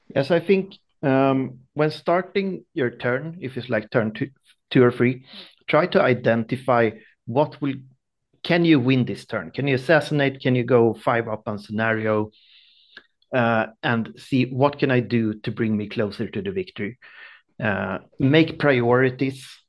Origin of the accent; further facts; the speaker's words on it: small town close to Stockholm, Stockholm County, Sweden; I'm from Sweden, small town close to Stockholm